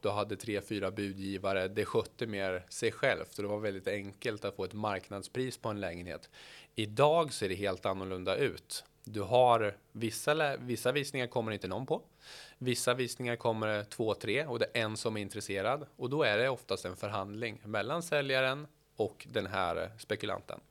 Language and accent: Swedish; Norrköping, Östergötland, Sweden; född och uppvuxen i Norrköping